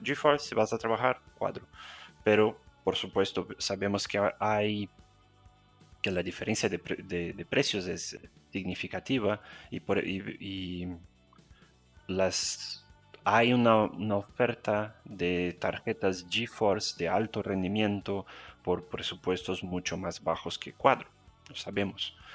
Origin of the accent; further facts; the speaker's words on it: Brazil; Spanish is a second language; also born or lived in Spain; mi acento, soy brasileño, estoy en São Paulo